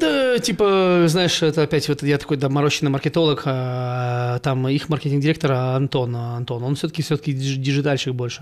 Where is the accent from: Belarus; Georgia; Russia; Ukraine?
Ukraine; now in Almaty, Kazakhstan; я ж с Украины